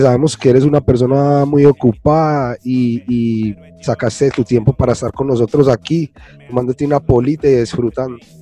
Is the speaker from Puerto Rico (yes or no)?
no; Colombia; moved away as an adult; yo llevo fuera de Colombia más de 20 años